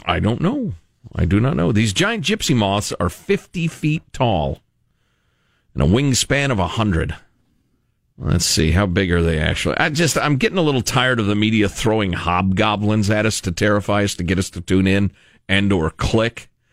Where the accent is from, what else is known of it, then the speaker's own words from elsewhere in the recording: Illinois, United States; Illinois, home of J.B. Pritzker, my home state